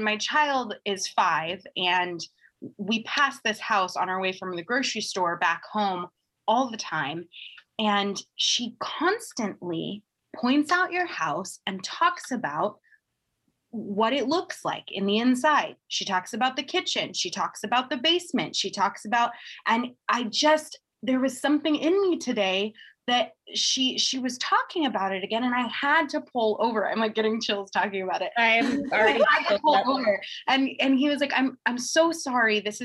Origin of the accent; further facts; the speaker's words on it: Seattle, Washington, United States; I grew up in Seattle, Washington